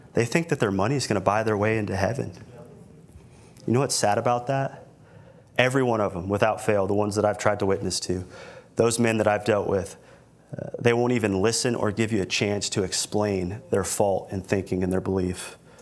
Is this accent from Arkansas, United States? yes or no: no; Milton, Florida, United States; now in Corpus Christi, United States; where I grew up in Milton, Florida